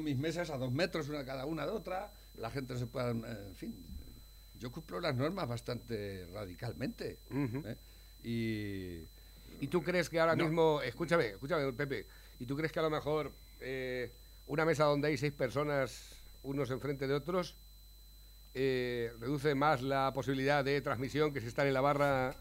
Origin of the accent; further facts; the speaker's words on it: Spain; nacimos en España y realmente no podemos ser otra cosa